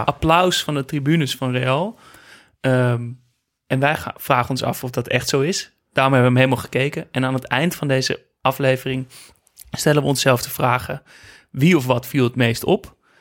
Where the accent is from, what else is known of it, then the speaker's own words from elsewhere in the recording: Amsterdam, North Holland, Netherlands; ik kom uit Amsterdam en uh, uit een familie met, met, met eh, Ajax-liefhebbers